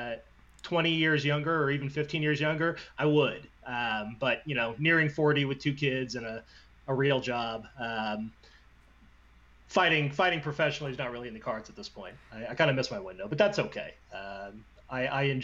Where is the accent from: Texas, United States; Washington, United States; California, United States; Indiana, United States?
Indiana, United States; I'm from Indiana